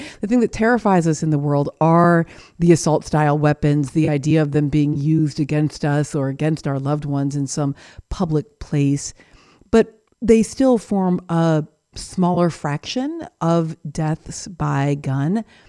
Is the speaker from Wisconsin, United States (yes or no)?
no; Seattle, Washington, United States; born there; I was born in Seattle while my parents were grad students at UW